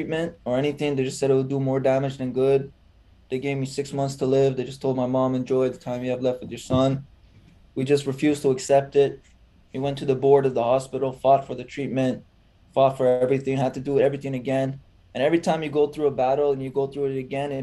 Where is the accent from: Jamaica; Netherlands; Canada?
Canada; Toronto, Ontario; I was born in Toronto myself.